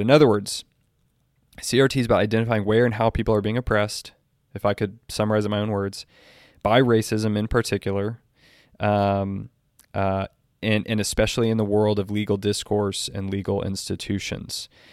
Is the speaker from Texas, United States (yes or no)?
yes; Texas, United States; I'm from Texas